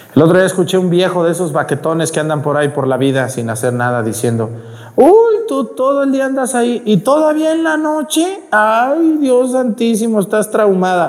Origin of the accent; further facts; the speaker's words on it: Mexico; ahí en mi pueblo en Mestigacán